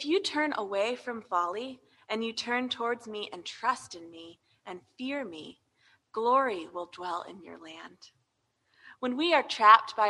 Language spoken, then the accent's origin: English; United States; as American Christians